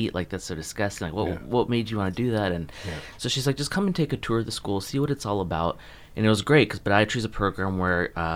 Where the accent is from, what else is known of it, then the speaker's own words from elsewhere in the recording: Texas, United States; moved away as an adult; also born or lived in South Florida; now in Jupiter, United States; I was born and raised in Texas and then moved here for podiatry school